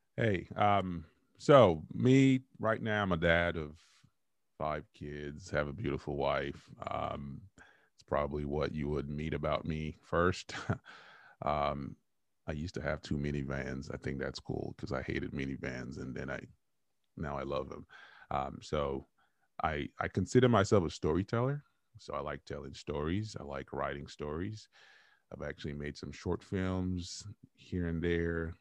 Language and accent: English; Nigeria; moved away as an adult; now in United States; I grew up in Nigeria, came here when I was 21.